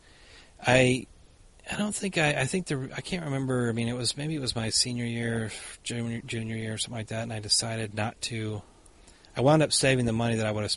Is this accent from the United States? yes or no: yes; the South, United States; moved away as an adult; also born or lived in Boston, Massachusetts; now in Minnesota, United States; I grew up in the South, so you go to the church all the time